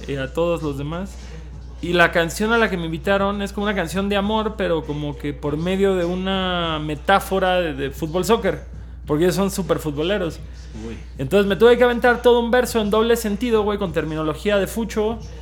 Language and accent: Spanish; Cancún, Quintana Roo, Mexico; nosotros somos de Cancún